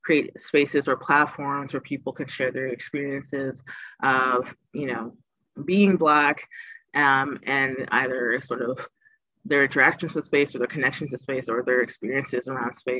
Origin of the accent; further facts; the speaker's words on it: Toronto, Ontario, Canada; I'm born and raised in Toronto. So this is the city I spent most of my life